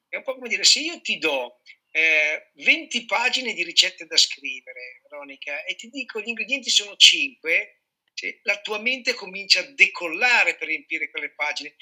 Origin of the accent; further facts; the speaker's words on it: Piedmont, Italy; moved away; Sono nato e cresciuto in Piemonte, poi ho girato anche per lavoro